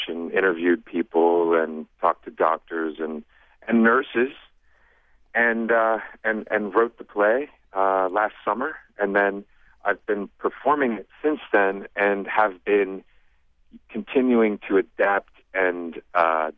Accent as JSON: {"language": "English", "region": "Ohio", "country": "United States", "said": "I'm from Ohio"}